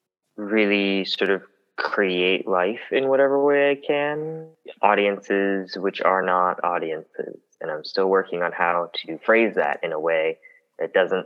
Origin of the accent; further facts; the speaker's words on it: Florida, United States; moved away; she, they. I am originally from Florida.